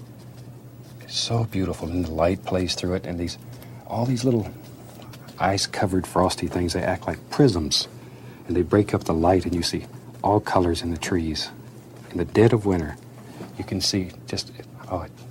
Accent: Florida, United States; born or raised there; moved away as an adult; also born or lived in Alaska

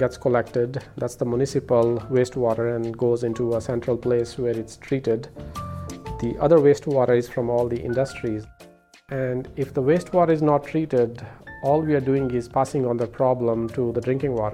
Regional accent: India; now in United States; I was born and brought up in India

